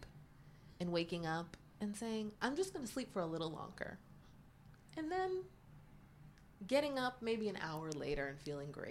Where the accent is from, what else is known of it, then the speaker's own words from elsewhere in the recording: Pittsburgh, Pennsylvania, United States; moved away as an adult; now in New York, United States; growing up in Pittsburgh, there wasn't a lot